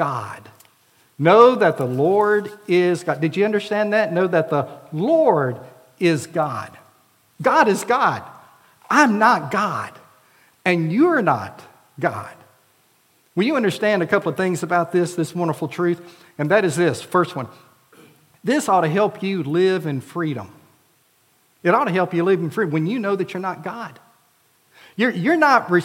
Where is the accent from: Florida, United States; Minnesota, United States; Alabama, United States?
Florida, United States; now in Prattville, United States; Arlinda and I both were involved in Vacation Bible Schools in our churches, hers in Missouri until she moved to Florida, for me in Florida